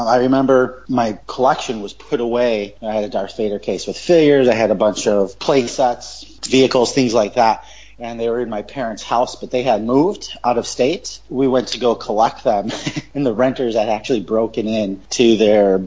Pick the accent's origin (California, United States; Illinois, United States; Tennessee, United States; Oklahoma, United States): Illinois, United States; Chicago; moved away as an adult; also born or lived in Wisconsin; now in Hawaii, United States; Born and raised in Chicago. Moved to Wisconsin for a few years. And then we moved to Hawaii about 13 years ago.